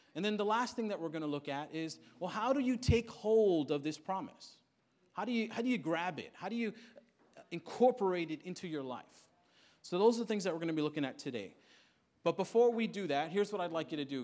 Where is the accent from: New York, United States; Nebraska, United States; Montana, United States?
New York, United States; New York City; come from Queens, born and raised in Queens